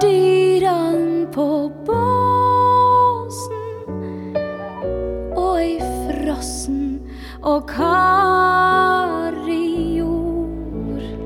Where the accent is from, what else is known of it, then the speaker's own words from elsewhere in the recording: Hamar, Innlandet, Norway; now in Bergen, Norway; I barndommen på Hamar så mener jeg at vi sa 'atti'